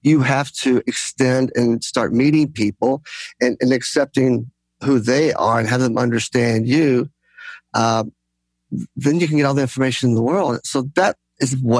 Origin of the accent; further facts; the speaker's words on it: United States; I'm Greek American, so I come from a very gregarious background, family